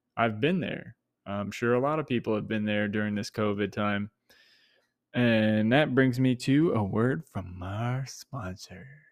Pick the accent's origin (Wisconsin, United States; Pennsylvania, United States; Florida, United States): Florida, United States; Tampa; something I was immersed in growing up in Tampa